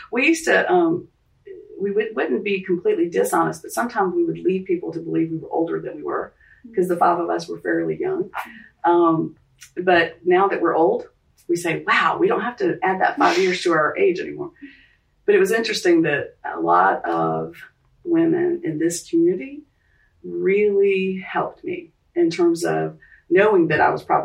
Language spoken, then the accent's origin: English; Charleston, South Carolina, United States; growing up in Charleston